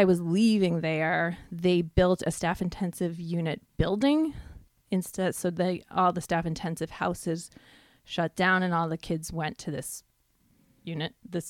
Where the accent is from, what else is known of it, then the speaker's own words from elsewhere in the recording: Long Island, New York, United States; also born or lived in New Jersey; I was born in Jersey. {S0} Yeah. {S1} When I was about 2, I moved to Long Island. That's where I grew up. Went to high school there.